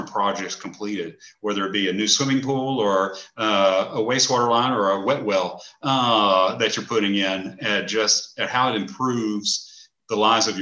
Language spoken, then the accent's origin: English; Bryan, Texas, United States; I'm actually a native of Bryan. Bryan's my hometown